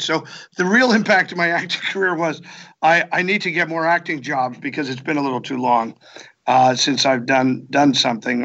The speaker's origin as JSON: {"language": "English", "town": "Bethlehem", "region": "Pennsylvania", "country": "United States", "tie": "born or raised there", "moved": "yes", "said": "my hometown"}